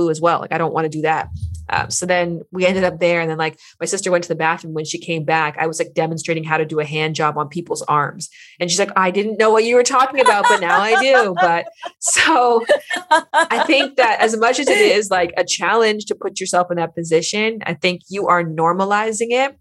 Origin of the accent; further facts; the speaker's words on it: Canada; now in Los Angeles, United States; I'm from Canada